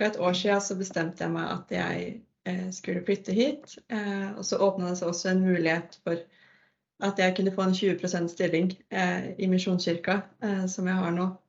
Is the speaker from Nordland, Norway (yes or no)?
no; Svarstad, Vestfold, Norway; moved away as an adult; now in Narvik, Norway; Jeg kommer fra Svarstad, en liten plass i Larvik kommune. Ja, og jeg har flytta til Narvik nå i høst sammen med Ingrid Cecilie.